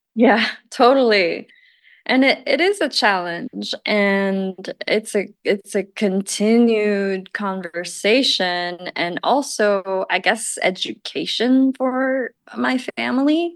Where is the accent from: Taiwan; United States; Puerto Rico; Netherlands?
Taiwan; moved away; I'm from Taiwan